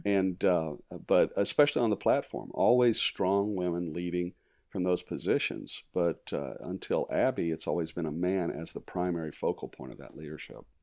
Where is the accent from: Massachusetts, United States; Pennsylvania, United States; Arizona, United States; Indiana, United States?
Arizona, United States; also born or lived in East Tennessee / Virginia Beach, Virginia; we moved to Arizona, and um, grew up in the West